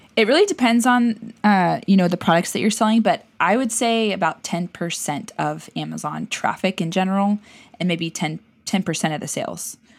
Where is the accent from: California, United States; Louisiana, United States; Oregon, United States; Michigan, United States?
California, United States; San Diego; also born or lived in Florida; raised the rest of the time in San Diego